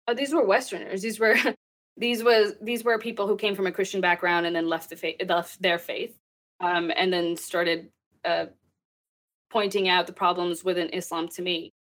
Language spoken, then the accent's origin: English; Texas, United States; also born or lived in Pakistan; I grew up in Texas